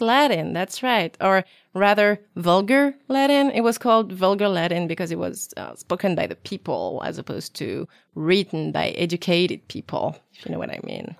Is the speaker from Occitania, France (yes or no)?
no; Brittany, France; I was born in Brittany, um, but I never learned the language